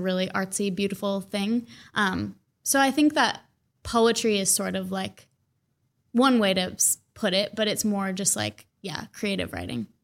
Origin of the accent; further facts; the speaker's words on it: Mounds View, Minnesota, United States; also born or lived in Saint Paul, Minnesota; I grew up in Mounds View. It's kind of the forgotten suburb